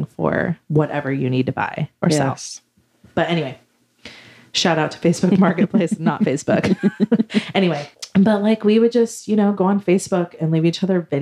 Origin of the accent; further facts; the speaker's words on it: Central Valley, California, United States; we're from the Central Valley